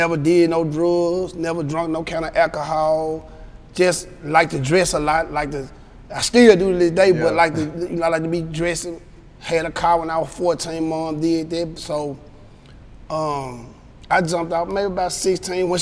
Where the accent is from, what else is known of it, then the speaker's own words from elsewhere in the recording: Memphis, Tennessee, United States; also born or lived in Rosedale, Mississippi; I'm not really actually from Memphis. I'm from Rosedale, Mississippi, from a place down there by Cleveland. It's in Bolivar County. We moved up to Memphis maybe back in like 1988. I was probably 8 years old.